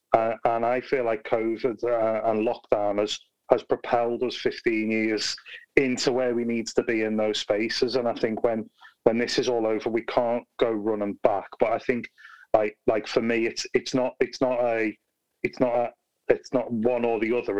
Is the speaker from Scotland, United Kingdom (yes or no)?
no; Liverpool, North West England, United Kingdom; now in Birmingham, United Kingdom; I'm originally from Liverpool, not from Birmingham